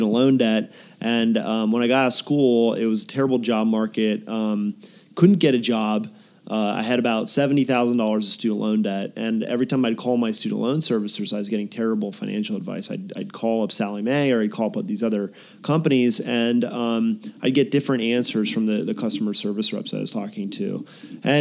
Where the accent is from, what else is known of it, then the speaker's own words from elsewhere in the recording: Pennsylvania, United States; moved away as an adult; also born or lived in Boston / San Diego; I grew up in Pennsylvania, kind of very rural country, and there wasn't much going on